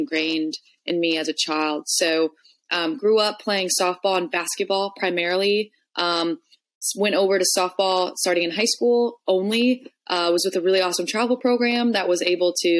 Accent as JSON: {"language": "English", "town": "Carmel", "region": "Indiana", "country": "United States", "tie": "born or raised there", "moved": "as an adult", "lives_now": "California, United States", "said": "I grew up in Carmel, Indiana, so Midwest all the way."}